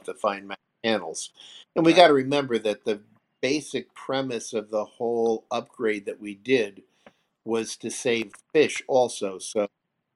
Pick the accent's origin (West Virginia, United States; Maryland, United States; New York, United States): New York, United States; I'm from New York, and we don't get along with anybody.